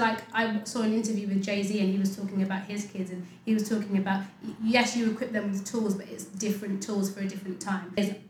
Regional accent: United Kingdom; I am just as British as my white colleagues. I was born here just like you.

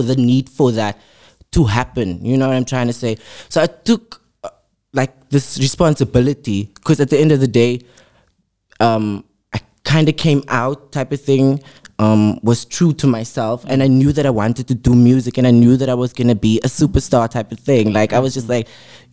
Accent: Cape Town, Western Cape, South Africa; I am from Mitchell's Plain

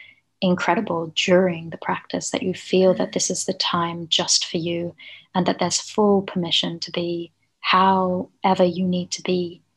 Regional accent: New Zealand; moved away; also born or lived in Melbourne; I went back home. We're originally from New Zealand

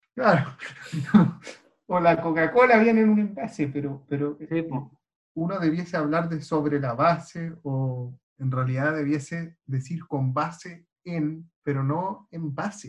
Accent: Chile; los chilenos hablamos muy mala ¿eh? en comparación con nuestros pares latinoamericanos

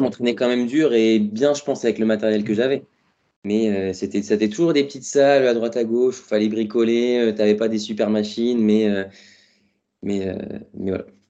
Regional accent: Touraine, Centre-Val de Loire, France; moved away as an adult; also born or lived in Paris; je suis parti de la Touraine du coup pour faire, euh, faire mes études à Paris

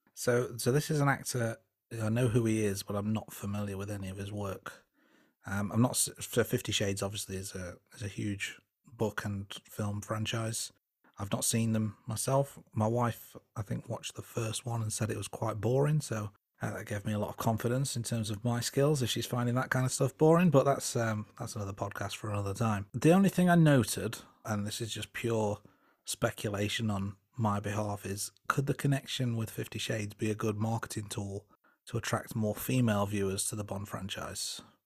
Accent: England, United Kingdom; I am English and I'm age thirty-seven

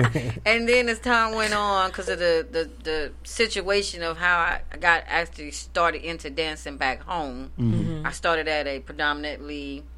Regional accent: the South, United States; I'm from the South.

